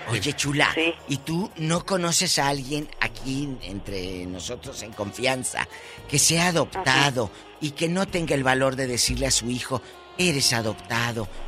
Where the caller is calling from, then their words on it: Fontana, California, United States; de Fontana, California.